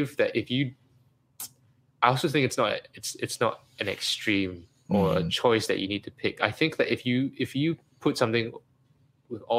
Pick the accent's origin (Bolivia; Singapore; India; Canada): Singapore; as a Singaporean